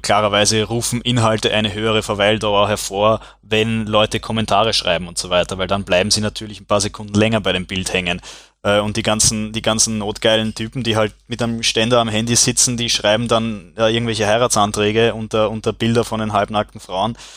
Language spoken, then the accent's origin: German; Vienna, Austria; aus Wien